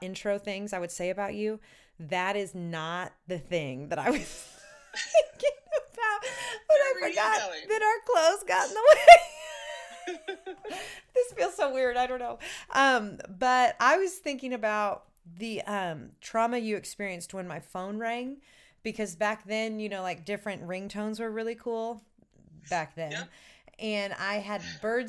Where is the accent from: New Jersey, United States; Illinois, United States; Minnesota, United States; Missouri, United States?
Missouri, United States; St. Louis; I was born and raised in St. Louis